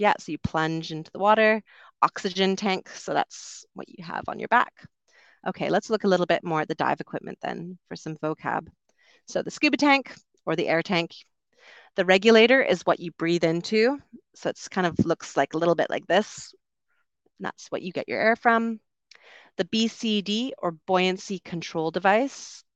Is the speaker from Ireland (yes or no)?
no; Canada; moved away as an adult; also born or lived in United Kingdom; I'm from Canada originally, also lived in the U K for a while